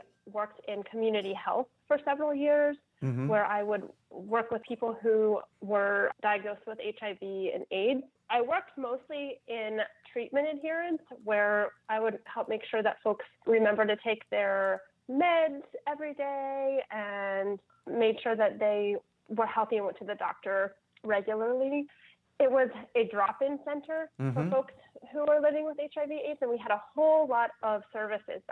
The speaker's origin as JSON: {"language": "English", "region": "Ohio", "country": "United States", "moved": "yes", "lives_now": "New Orleans, United States", "said": "I'm from Ohio"}